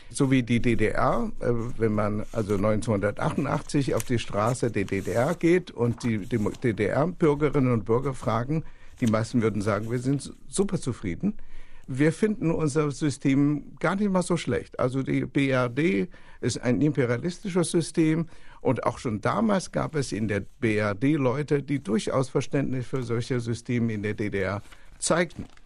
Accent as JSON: {"language": "German", "country": "China", "said": "Ich erinnere mich noch, ich komme aus China"}